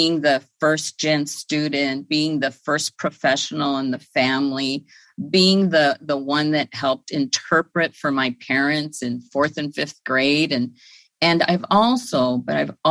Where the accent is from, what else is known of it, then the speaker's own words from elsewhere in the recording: Los Angeles, California, United States; I grew up on Northeast LA, which is in the Lincoln Heights, Highland Park area